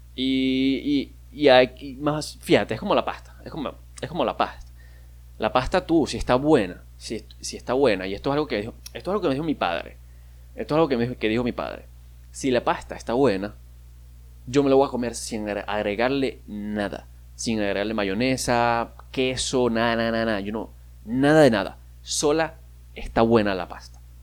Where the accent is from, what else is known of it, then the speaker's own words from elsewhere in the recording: Maracaibo, Zulia, Venezuela; yo soy de Maracaibo, yo soy maracucho